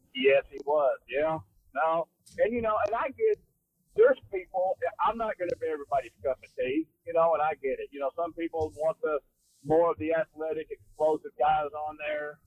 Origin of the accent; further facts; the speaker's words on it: Fort Worth, Texas, United States; also born or lived in Maypearl, Texas; I grew up in Fort Worth, Texas.